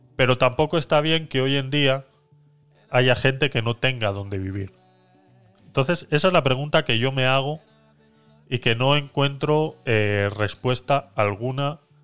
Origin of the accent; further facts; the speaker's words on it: Spain; moved away; also born or lived in Panama; yo presenté todos mis papeles como retornado español